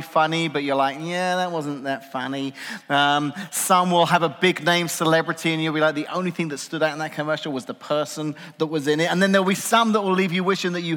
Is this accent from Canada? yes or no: no; England, United Kingdom; now in United States; As an Englishman